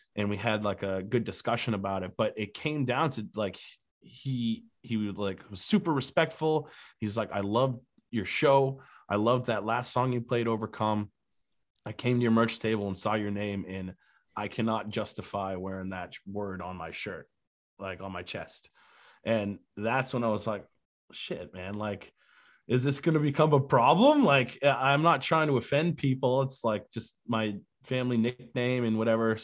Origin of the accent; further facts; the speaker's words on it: New Hampshire, United States; also born or lived in Key West, Florida; now in Charleston, United States; I grew up in New Hampshire.